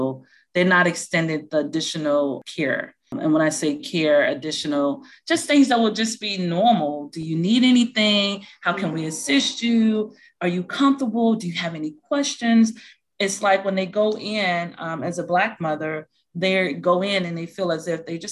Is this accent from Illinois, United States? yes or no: yes; Chicago, Illinois, United States; moved away; So I am from Chicago, Illinois. And so I had my first 2 children in Chicago